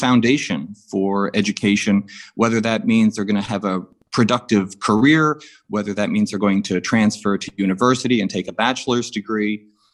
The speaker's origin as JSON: {"language": "English", "area": "Suffolk County, Long Island", "region": "New York", "country": "United States", "tie": "born or raised there", "moved": "yes", "said": "I'm from Suffolk County"}